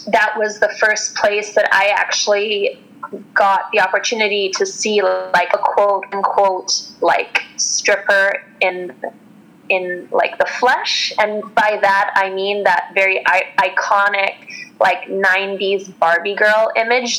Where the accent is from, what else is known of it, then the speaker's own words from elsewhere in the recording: Western Canada, Canada; I grew up in Western Canada